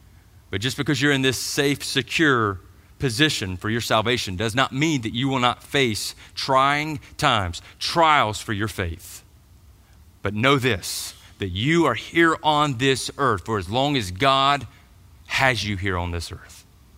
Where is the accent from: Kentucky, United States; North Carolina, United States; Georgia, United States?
Georgia, United States; But I grew up in Middle Georgia, so I went to the Macon Mall.